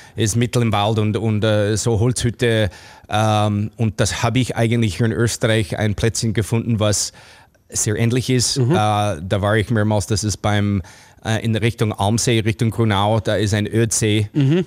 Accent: Toronto, Ontario, Canada; German is a second language; moved away as an adult; also born or lived in New York, United States; now in Austria; ich bin aufgewachsen als Kind in Kanada mit, mit deutschsprachigen Eltern, die haben Deutsch zu Hause geredet

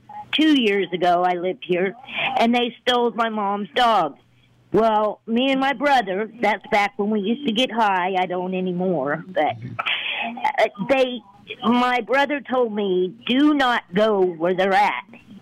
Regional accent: Colorado, United States; moved away; I'm from Colorado

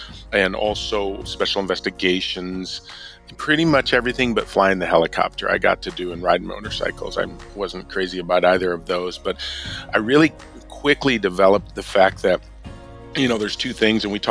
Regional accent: Milwaukee, Wisconsin, United States; Well, I grew up in the suburbs of Milwaukee, so I'm a northerner, but I was born in Milwaukee

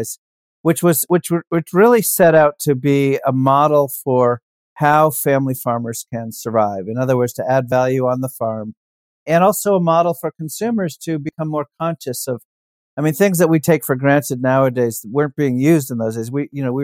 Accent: New Hampshire, United States; I grew up in New Hampshire

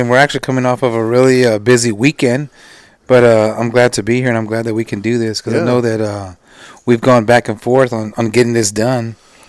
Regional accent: San Antonio, Texas, United States; I was born and raised in San Antonio, Texas

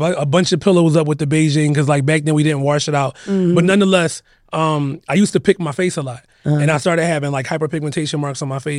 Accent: Philadelphia, Pennsylvania, United States; I'm from Philadelphia, born and raised.

